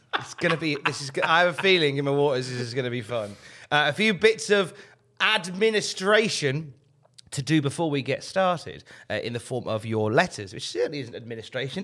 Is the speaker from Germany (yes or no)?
no; Worcester, West Midlands, United Kingdom; in Worcester, where I'm originally from